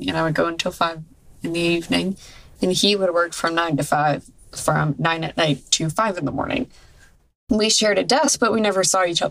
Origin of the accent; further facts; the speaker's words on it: Central Massachusetts, United States; also born or lived in South Shore, Massachusetts / MetroWest, Massachusetts; I'm from Central Massachusetts, and then I moved to the South Shore